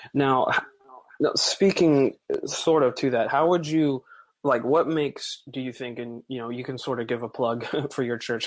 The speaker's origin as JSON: {"language": "English", "area": "Bible Belt", "region": "the South", "country": "United States", "said": "I'm from the Bible Belt, as they call it"}